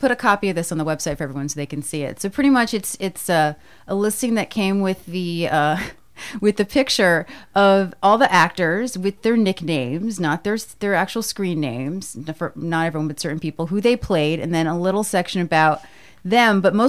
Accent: Scotch Plains, New Jersey, United States; I'm from Scotch Plains, New Jersey.

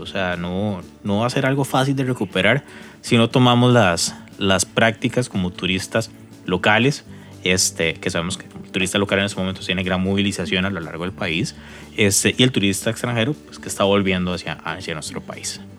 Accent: Costa Rica; como costarricense

